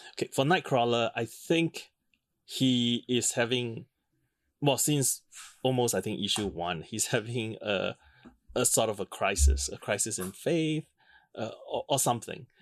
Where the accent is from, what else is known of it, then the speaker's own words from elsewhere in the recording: Singapore; a rather conservative environment, which I grew up in in Singapore